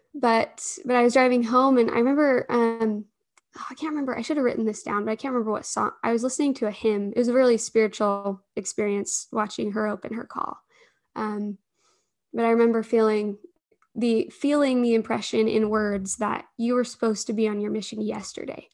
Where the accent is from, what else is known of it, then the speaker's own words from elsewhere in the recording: Alpine, Utah, United States; I grew up in Alpine